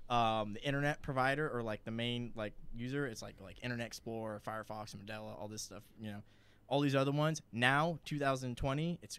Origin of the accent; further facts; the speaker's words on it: East Coast, United States; we grew up together on the East Coast. And I grew up as a Democrat.